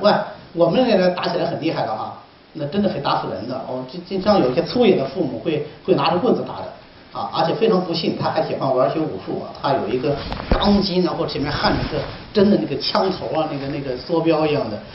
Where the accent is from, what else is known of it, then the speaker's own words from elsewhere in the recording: Hubei, China; moved away as an adult; now in Hangzhou, China; 我们湖北人喜欢炖藕汤嘛